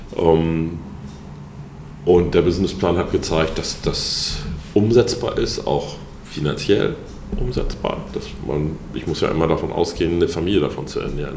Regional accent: Hamburg, Germany; Ich bin in Lurup groß

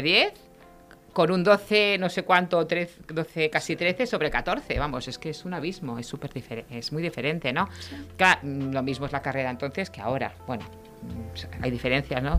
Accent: Reus, Catalonia, Spain; yo soy de Reus, ¿Sí? Eh, eh estudié, siempre he estado en Reus

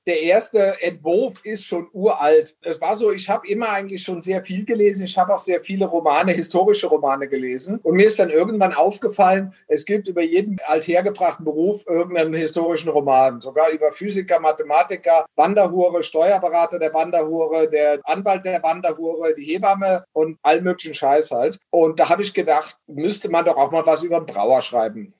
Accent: Bitburg, Rhineland-Palatinate, Germany; moved away as an adult; also born or lived in Bavaria / United States / Austria; now in Brunn, Austria; Ich bin auch in Bitburg dann aufgewachsen

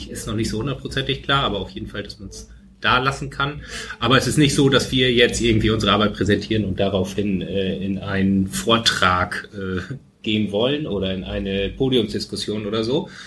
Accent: Germany; moved away; ich komme aus Fechter, katholischer geht's nicht.

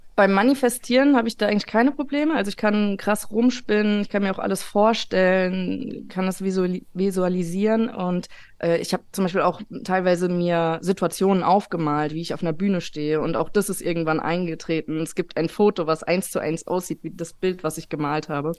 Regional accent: Taunus, Hesse, Germany; Ich bin aus dem Taunus und ich wohne auch noch hier. Äh, mich hat es nicht so weit rausgetrieben.

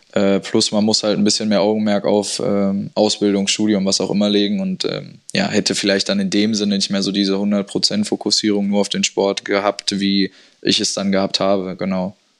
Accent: Dortmund, North Rhine-Westphalia, Germany; also born or lived in Herdecke / Witten; Ich bin in Witten aufgewachsen, habe aber fast meine ganze Teenagerzeit in Dortmund äh, verbracht, bin da zur Schule gegangen

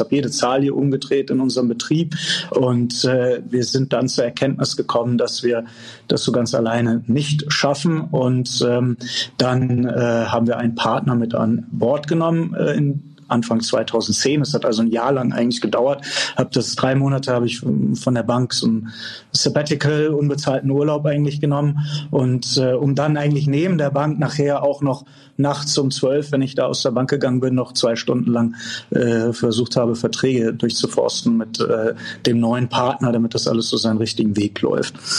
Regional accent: Eltville am Rhein, Hesse, Germany; also born or lived in Bonn / Fribourg, Switzerland; Ich bin hier aufgewachsen mitten im Weingut

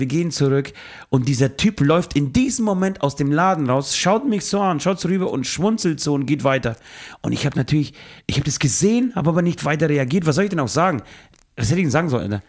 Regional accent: Speichersdorf, Bavaria, Germany; now in Munich, Germany; aus dem kleinen beschaulichen Dorf Speigersdorf, wo ich herkomme

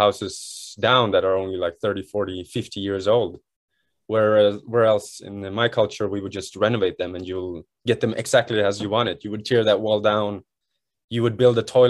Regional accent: Sweden; now in Japan; I'm born and raised in Sweden

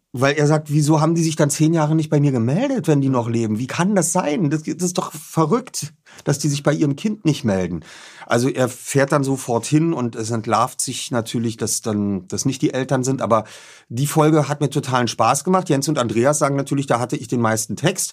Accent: Berlin, Germany; bin Berliner, Hertha BSC, ich bin in Charlottenburg aufgewachsen

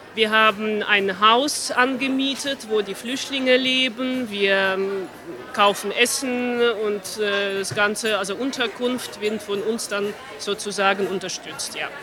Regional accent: Armenia; moved away; Ich bin in Armenien geboren

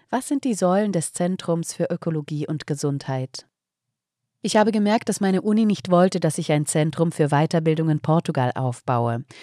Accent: Frankfurt, Hesse, Germany; also born or lived in Taunus; Ich bin in Frankfurt geboren und fünf Jahre in einem Garten aufgewachsen. Damals kam er mir vor wie die halbe Welt, dabei war er gerade einmal 50 mal 20 Meter groß. Später bin ich in den Taunus umgezogen

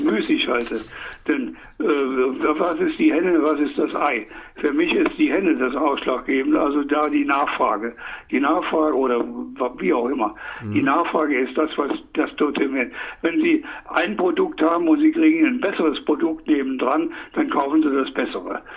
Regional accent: Saarland, Germany; Ich komme aus dem Saarland

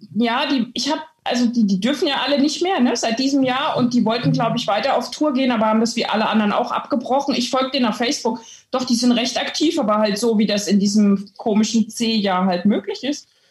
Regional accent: Thuringia, Germany; also born or lived in Halberstadt, Saxony-Anhalt; now in Switzerland; Also ich bin in Halberstadt geboren. Das ist in, im Harz, also von hier aus gesehen recht in der Nähe von Hannover. Die Deutschen steinigen mich dafür, weil es natürlich überhaupt nicht in der Nähe von Hannover ist, aber von hier aus gesehen. Und aufgewachsen bin ich in Thüringen.

